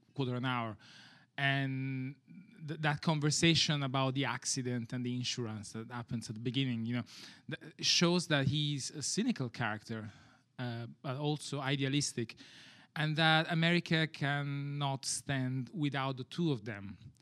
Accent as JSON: {"language": "English", "country": "Italy", "moved": "yes", "said": "I come from Europe. I'm, um, I'm from Italy"}